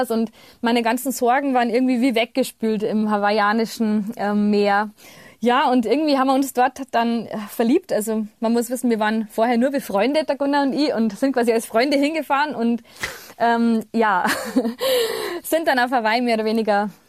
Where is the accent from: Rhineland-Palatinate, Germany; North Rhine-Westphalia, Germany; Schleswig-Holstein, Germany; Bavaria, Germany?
Bavaria, Germany; accent: Bavarian; first language Bavarian; auf Bayerisch, da war ich so 15 oder 16, dass das total erfüllend für mich ist. Einfach weil ich in meiner Muttersprache mir am besten ausdrücken kann und immer schon konnte.